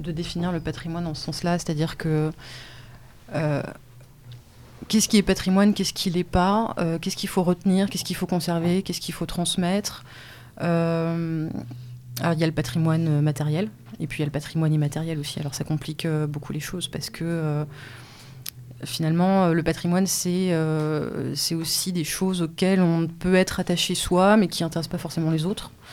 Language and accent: French; France; en tant que voisin, en tant que Français, et en tant qu'habitant habitant de, de, cette planète.